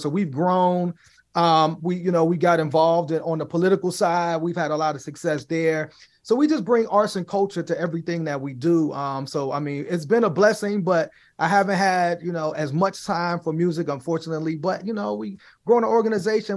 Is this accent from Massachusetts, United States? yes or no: no; Chicago, Illinois, United States; now in Pittsburgh, United States; I'm originally from Chicago, I'm originally from the South Side